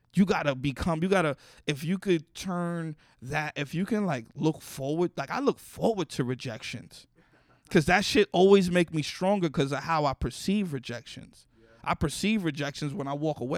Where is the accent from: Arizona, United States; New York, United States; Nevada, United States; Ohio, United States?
New York, United States; New York City; Growing up in the Bronx